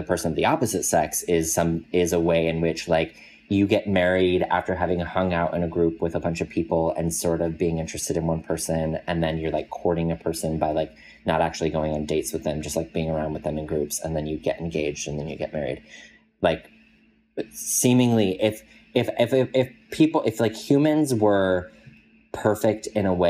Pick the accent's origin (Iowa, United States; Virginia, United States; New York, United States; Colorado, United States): Colorado, United States; I grew up in Colorado